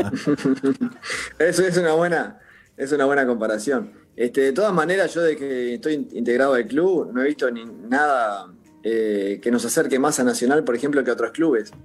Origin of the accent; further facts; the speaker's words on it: Uruguay; somos tan exitistas en Uruguay